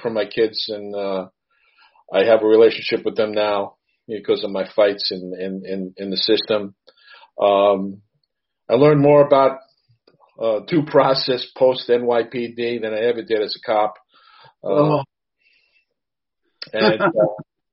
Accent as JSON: {"language": "English", "town": "New York City", "region": "New York", "country": "United States", "also_born_or_lived": "Suffolk County, New York", "said": "I'm a retired New York City policeman, and I'm a New Yorker"}